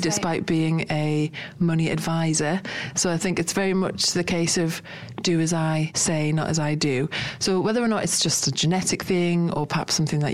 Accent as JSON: {"language": "English", "country": "United Kingdom", "said": "we're British"}